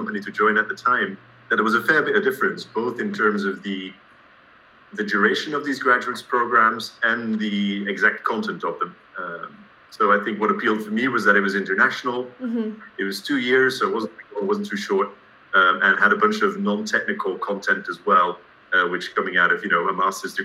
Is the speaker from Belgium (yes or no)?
yes; Antwerp, Flanders, Belgium; moved away as an adult; also born or lived in Aberdeen, Scotland / United States; now in Copenhagen, Denmark; originally I'm from Antwerp in Belgium.